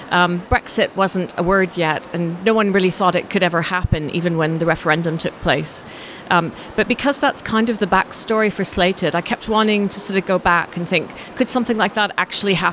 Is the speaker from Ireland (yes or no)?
no; Canada; also born or lived in France / Australia; now in England, United Kingdom; I was born in France. And then I was raised in Canada, moved to Australia, and then moved to England.